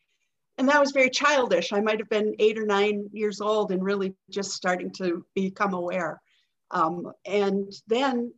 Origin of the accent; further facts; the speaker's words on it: Green Bay, Wisconsin, United States; I live in Green Bay, Wisconsin. This is my hometown, and I've made it my lifelong residence